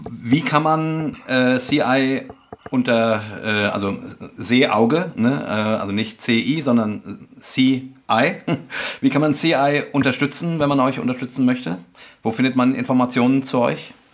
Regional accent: Hesse, Germany; Wir sind ja aus Hessen.

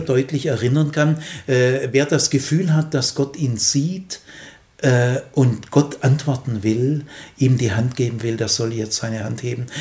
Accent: Remstal, Stuttgart region, Baden-Württemberg, Germany; Aufgewachsen bin ich im Remstal, also in Region Stuttgart

